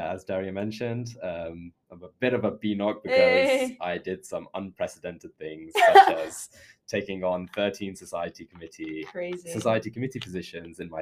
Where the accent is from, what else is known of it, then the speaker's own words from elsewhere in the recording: London, United Kingdom; also born or lived in Leicester; I moved here when I was 4, so I'm a Londoner